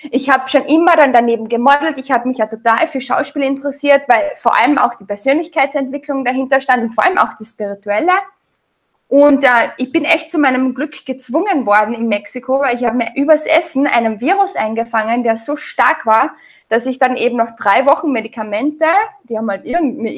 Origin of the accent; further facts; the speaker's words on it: Austria; also ich bin ganz normal in Österreich aufgewachsen, habe mich ganz normal ernährt